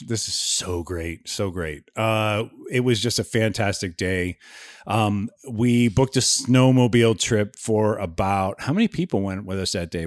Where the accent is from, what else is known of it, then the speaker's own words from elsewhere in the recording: Ohio, United States; moved away; I grew up in Ohio